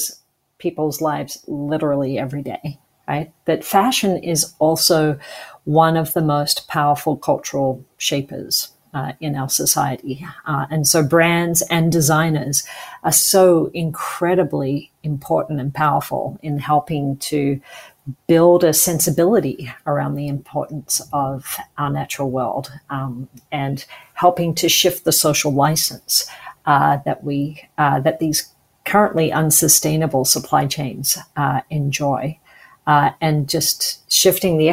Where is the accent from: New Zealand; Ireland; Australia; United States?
Australia; moved away as an adult; now in Canada; I grew up in Australia